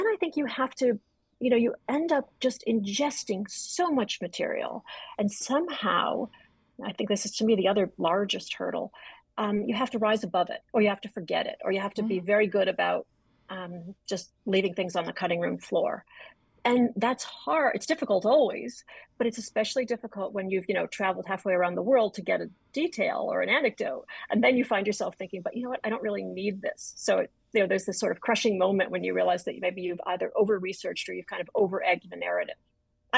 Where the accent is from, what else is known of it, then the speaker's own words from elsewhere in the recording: Adams, Massachusetts, United States; I was born in Adams, Massachusetts.